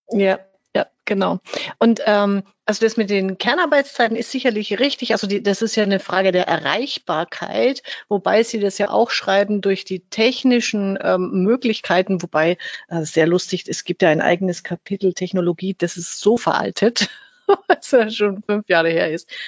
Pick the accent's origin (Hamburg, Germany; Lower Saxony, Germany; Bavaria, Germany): Bavaria, Germany; Fürth; accent: Franconian rolled R; Ich bin ja aus Fürth. Wir werden und können hoffentlich heute so richtig schön das ähm, fränkische R mal rollen lassen